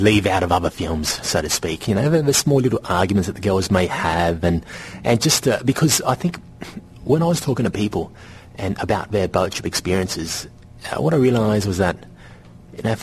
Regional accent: Sydney, New South Wales, Australia; born or raised there; first language Vietnamese; English is a second language; also born or lived in Vietnam

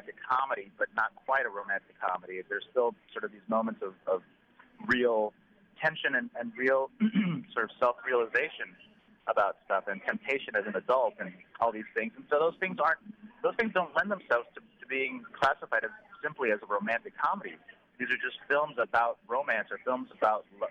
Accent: Del Rio, Texas, United States; also born or lived in San Antonio, Texas / Austin, Texas; I'm from Texas. I'm from a small town called Del Rio, Texas, on the border to Mexico

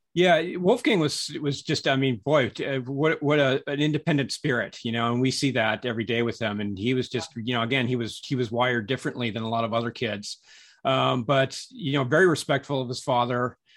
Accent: Southern California, United States; moved away as an adult; also born or lived in San Francisco / New York City; I, I grew up in Southern California

